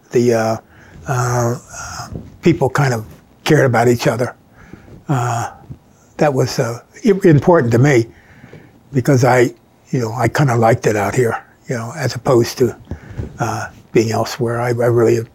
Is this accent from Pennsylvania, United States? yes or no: yes; King of Prussia, Pennsylvania, United States; also born or lived in Bryn Mawr, Pennsylvania / Garrett Hill, Pennsylvania; growing up on Rebel Hill.